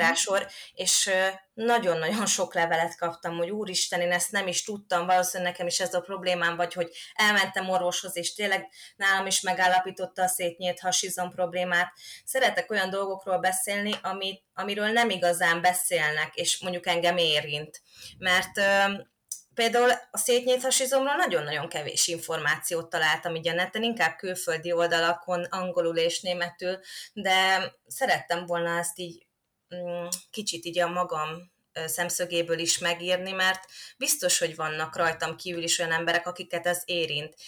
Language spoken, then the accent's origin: Hungarian; Kapuvár, Győr-Moson-Sopron, Hungary; én Kapuváron nőttem föl